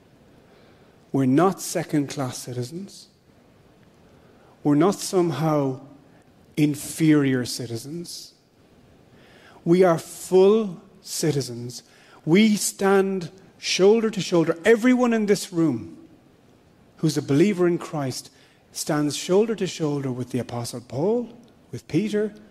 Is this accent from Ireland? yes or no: yes; Ireland; I'm an Irish citizen